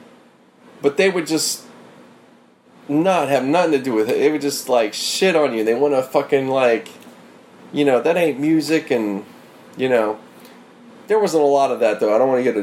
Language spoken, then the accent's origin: English; Pittsburgh, Pennsylvania, United States; I grew up in Pittsburgh